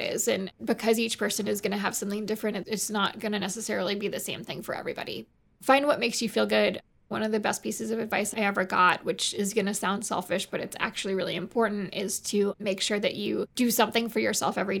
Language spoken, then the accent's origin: English; Massachusetts, United States; My hometown is pretty positive about it. I would say that's probably the only place I've been in my life where it's been more positive. I'm from Massachusetts